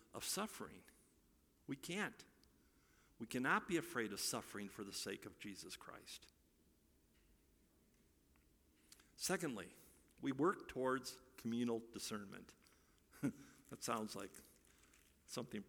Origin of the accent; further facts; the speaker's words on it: Iowa, United States; moved away; I'm from Iowa